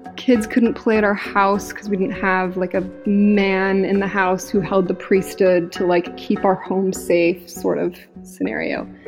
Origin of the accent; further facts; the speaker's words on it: Utah, United States; moved away; I was from Utah